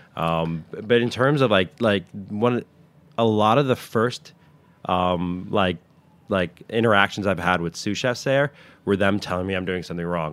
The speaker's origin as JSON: {"language": "English", "town": "Westwood", "region": "New Jersey", "country": "United States", "tie": "born or raised there", "said": "I grew up in, uh, Westwood, New Jersey"}